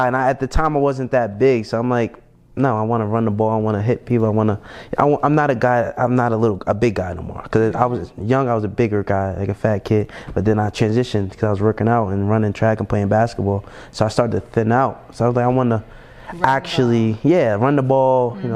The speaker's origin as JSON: {"language": "English", "town": "Jersey City", "region": "New Jersey", "country": "United States", "tie": "born or raised there", "also_born_or_lived": "Pennsylvania", "moved": "yes", "lives_now": "Atlanta, United States", "said": "I was born and raised in Jersey City, New Jersey. I grew up there my whole life"}